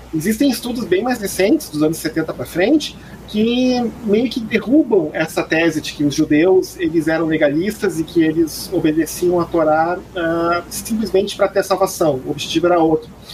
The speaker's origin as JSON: {"language": "Portuguese", "country": "Brazil"}